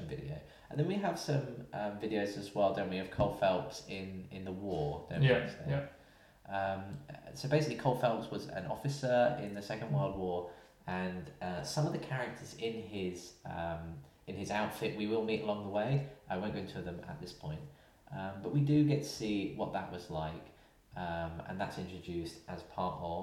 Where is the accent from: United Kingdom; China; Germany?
United Kingdom; we're both from Britain